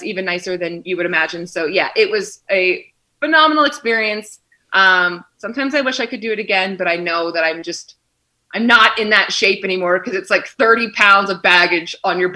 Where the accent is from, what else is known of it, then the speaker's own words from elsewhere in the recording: Philadelphia, Pennsylvania, United States; moved away as an adult; also born or lived in Western New York; now in Kansas City, United States; I am originally from Philadelphia, kind of have moved around the coast a little bit, and now I'm in the Midwest for a year